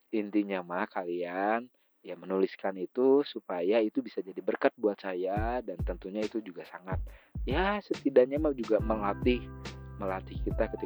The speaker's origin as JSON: {"language": "Indonesian", "town": "Bandung", "region": "West Java", "country": "Indonesia", "tie": "born or raised there", "said": "saya besar di Bandung jadi eh, teman-teman yang ada di luar Bandung atau besar di luar Bandung, kalau misalkan kalian agak tidak mengerti bahasa saya karena kadang saya teh ngomong teh selalu ada campuran bahasa Sunda gitu ya."}